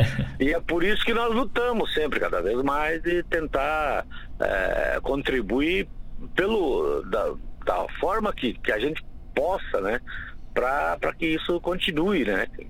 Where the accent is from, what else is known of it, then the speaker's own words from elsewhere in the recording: Santa Rosa, Rio Grande do Sul, Brazil; eu sou cria de Santa Rosa, né? E eu lá morava muito próximo do CTG